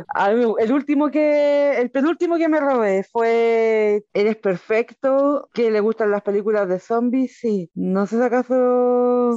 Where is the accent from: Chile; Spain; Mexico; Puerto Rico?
Chile; Sí, yo soy chilena.